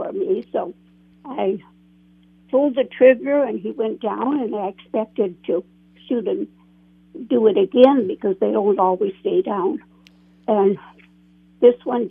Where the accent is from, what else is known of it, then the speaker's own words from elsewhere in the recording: Foley, Minnesota, United States; I grew up in the Foley area